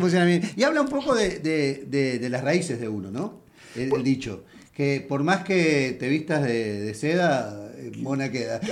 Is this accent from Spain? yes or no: no; Uruguay; now in Houston, United States